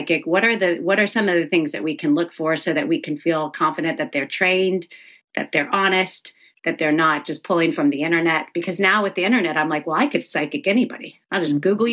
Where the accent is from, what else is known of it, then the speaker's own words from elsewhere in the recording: the South, United States; I grew up in the South